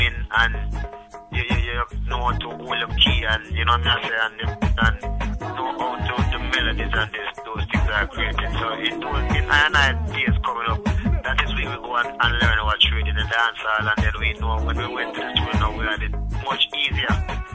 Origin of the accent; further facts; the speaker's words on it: Rocky Point, Clarendon, Jamaica; I'm from Rocky Point in Clarendon, and you know, it's in the country like about 50 or 60 miles out of Kingston.